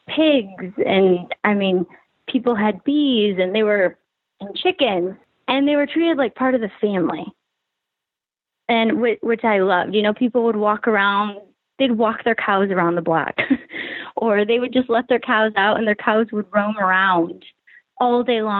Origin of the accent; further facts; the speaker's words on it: Grand Rapids, Michigan, United States; born there; I was born in Grand Rapids, yeah.